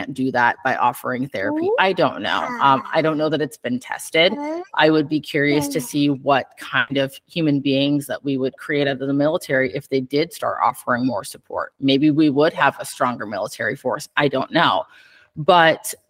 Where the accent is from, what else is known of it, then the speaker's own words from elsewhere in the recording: Iowa, United States; moved away as an adult; I'm from Iowa originally